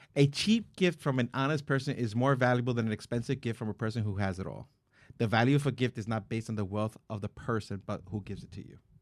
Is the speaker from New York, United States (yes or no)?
yes; New York City, New York, United States; I was born in the Bronx